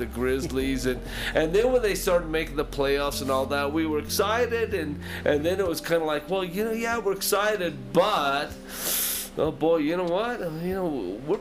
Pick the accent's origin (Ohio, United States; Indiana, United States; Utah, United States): Utah, United States; Salt Lake City; I grew up in Salt Lake City, Utah